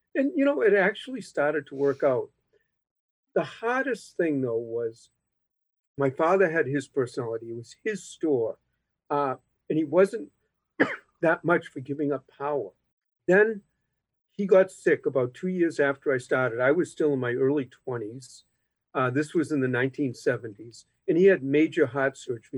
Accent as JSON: {"language": "English", "town": "Boston", "region": "Massachusetts", "country": "United States", "tie": "born or raised there", "said": "when I was growing up, my father insisted that I came in after school from Dorchester uh, when I was even in elementary school. And then uh, when I went to Boston Latin School"}